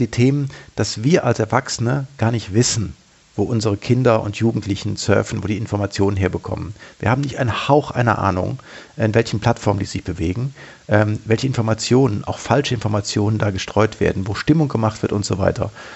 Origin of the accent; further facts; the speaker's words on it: Germany; ich habe mich als Deutscher, als Bundesbürger